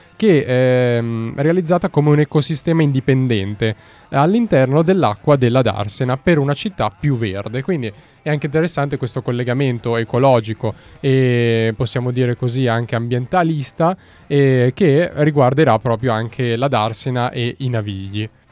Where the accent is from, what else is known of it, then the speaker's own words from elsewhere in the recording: Milan, Lombardy, Italy; io sono milanese